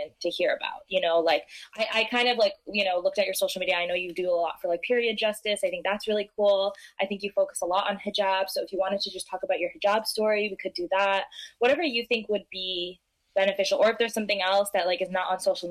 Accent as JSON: {"language": "English", "region": "New York area", "country": "United States", "said": "I'm from the New York area"}